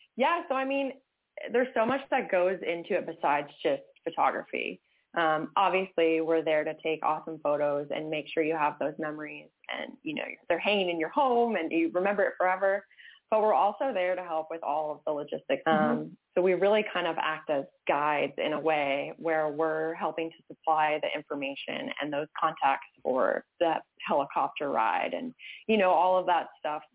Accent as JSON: {"language": "English", "region": "Massachusetts", "country": "United States", "tie": "born or raised there", "moved": "as an adult", "said": "I grew up in Massachusetts, uh, lived there until I was 18, and then was like, I got to get out of here."}